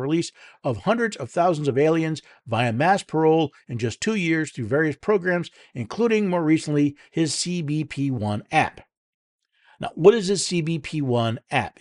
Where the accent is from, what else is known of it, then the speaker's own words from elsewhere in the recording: Tennessee, United States; from my hometown, uh, home state of Tennessee